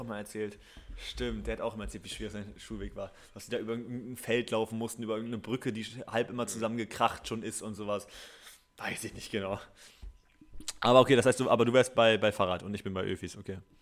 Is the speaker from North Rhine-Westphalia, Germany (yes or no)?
yes; Gütersloh, North Rhine-Westphalia, Germany; now in Berlin, Germany; nicht mehr in meine Heimat zurückzukommen, weil ich würde nicht von Berlin mhm. aus nach Gütersloh tuckeln.